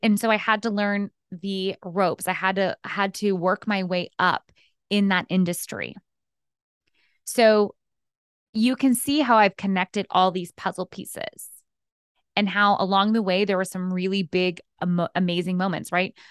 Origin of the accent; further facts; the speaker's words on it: Texas, United States; moved away as an adult; also born or lived in New York City; now in Los Angeles, United States; Before L A, I lived in New York and I grew up in Texas